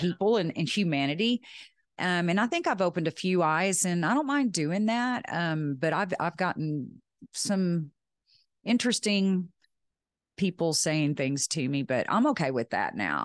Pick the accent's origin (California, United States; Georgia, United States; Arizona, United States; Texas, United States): Texas, United States; West; I'm from Texas, West Texas